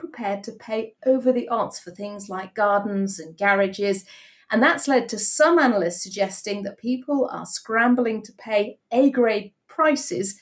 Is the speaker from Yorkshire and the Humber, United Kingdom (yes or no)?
yes; Yorkshire and the Humber, United Kingdom; I'm a Yorkshire girl, so I know its charms, definitely